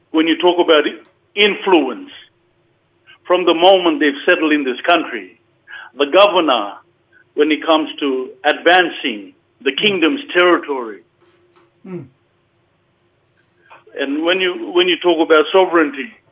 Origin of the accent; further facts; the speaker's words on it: Torres Strait Islands, Queensland, Australia; born and bred in the Torres Strait Islands